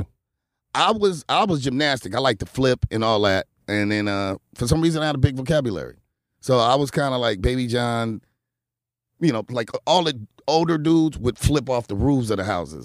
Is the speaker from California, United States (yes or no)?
yes; Los Angeles, California, United States; I grew up in the Crip neighborhood.